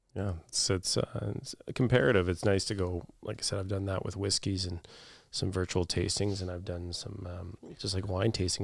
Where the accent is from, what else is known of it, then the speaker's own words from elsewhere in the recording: Thunder Bay, Ontario, Canada; also born or lived in Waterloo / Toronto / Oregon; I w, was born and raised in Thunder Bay